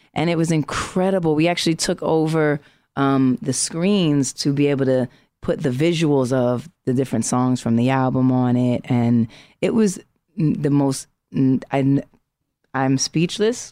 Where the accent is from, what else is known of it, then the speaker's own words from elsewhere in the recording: New York City, New York, United States; I'm from Harlem